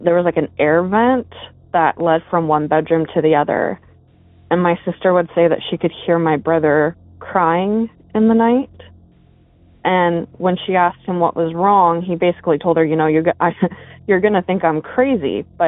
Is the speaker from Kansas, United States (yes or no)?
no; Arizona, United States; I grew up in Arizona.